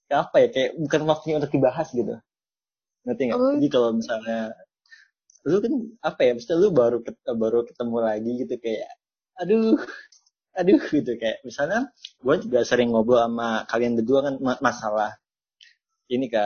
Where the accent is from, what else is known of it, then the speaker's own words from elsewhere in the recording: Subang, West Java, Indonesia; kan gue orang Subang datang ke sini ya.